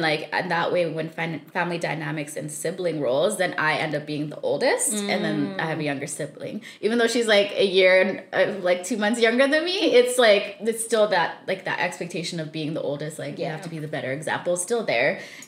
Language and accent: English; Saskatchewan, Canada; also born or lived in Zambia; now in British Columbia, Canada; So I was born in Zambia. We left when I was 5 with my family, and then we lived there for about 5.5 years. And then we moved to Saskatchewan for about 9 years.